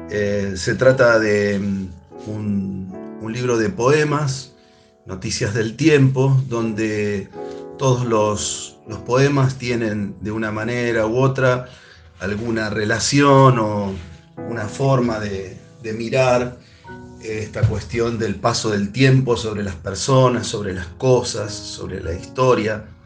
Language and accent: Spanish; Las Parejas, Santa Fe, Argentina; yo nací vivo en Las Parejas, Santa Fe, escribo poesía desde que era chico